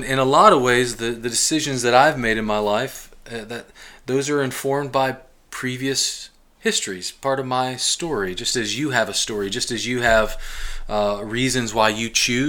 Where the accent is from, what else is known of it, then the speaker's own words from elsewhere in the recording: Glasgow, Kentucky, United States; also born or lived in Lima, Ohio / North Canton, Ohio; when I was 8 years old, our family moved to southern Kentucky, south central Kentucky, a town called Glasgow, Kentucky